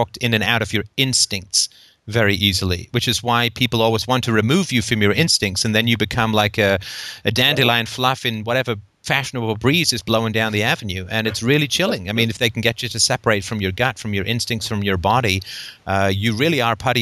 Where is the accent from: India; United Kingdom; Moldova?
United Kingdom; England; I grew up in England